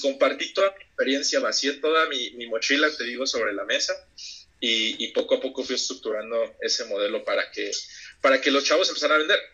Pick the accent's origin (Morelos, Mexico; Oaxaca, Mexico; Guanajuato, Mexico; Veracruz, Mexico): Oaxaca, Mexico; Huatulco; moved away as an adult; also born or lived in Mexico City; yo soy de, de Bahías de Huatulco, de la costa. Eh, realmente pues soy originario de la Ciudad de México, pero pues, crecí ahí, viví ahí prácticamente mi, mi adolescencia, toda, toda mi vida hasta los 18 más o menos